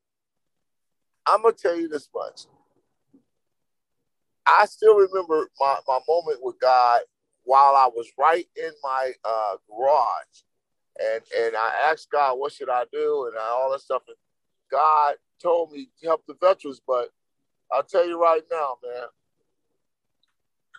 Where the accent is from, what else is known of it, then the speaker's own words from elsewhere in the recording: East Palo Alto, California, United States; also born or lived in San Francisco; grew up in East Palo Alto and San Francisco